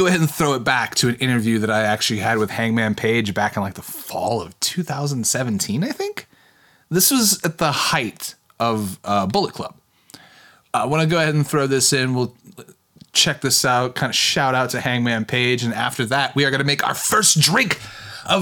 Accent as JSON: {"language": "English", "region": "Kentucky", "country": "United States", "tie": "born or raised there", "said": "I grew up in Kentucky"}